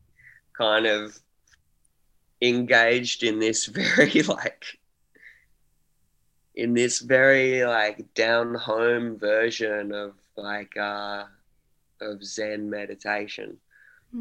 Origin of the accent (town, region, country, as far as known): Australia